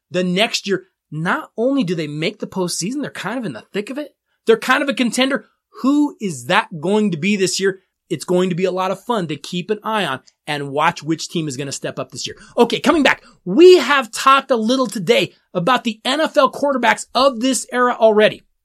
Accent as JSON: {"language": "English", "town": "Denver", "region": "Colorado", "country": "United States", "tie": "born or raised there", "said": "my hometown Denver Broncos"}